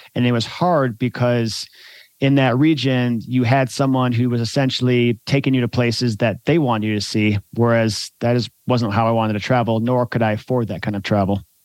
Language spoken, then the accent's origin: English; United States; as an American